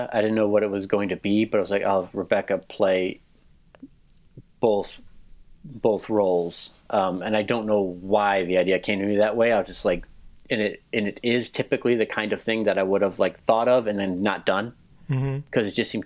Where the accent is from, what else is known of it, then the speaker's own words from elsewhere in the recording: Westmont, United States; my hometown of Westmont